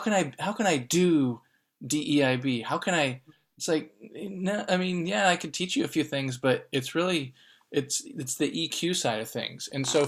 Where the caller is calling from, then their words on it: Oakland, California, United States; I'm calling in from Oakland, California.